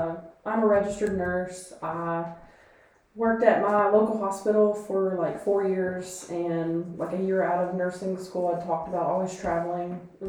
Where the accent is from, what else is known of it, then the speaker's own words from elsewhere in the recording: Kentucky, United States; moved away; oh, I'm from, you know, Kentucky.